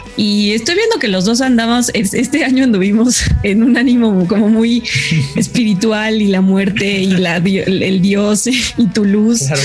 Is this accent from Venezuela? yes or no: no; Mexico; somos mexicanos